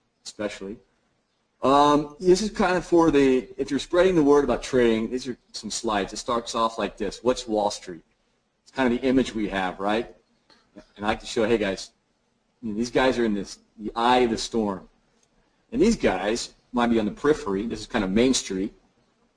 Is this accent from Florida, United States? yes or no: no; Dallas, Texas, United States; now in Canmore, Canada; I'm from Dallas, but I live in a town called Canmore, which is next to Banff